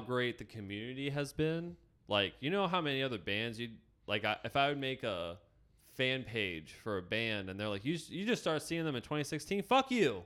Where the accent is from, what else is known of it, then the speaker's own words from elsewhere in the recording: Warren, Ohio, United States; I grew up in Warren, Ohio